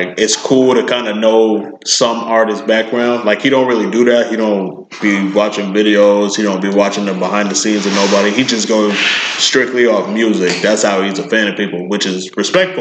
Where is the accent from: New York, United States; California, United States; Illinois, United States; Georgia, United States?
New York, United States; New York City; being a New Yorker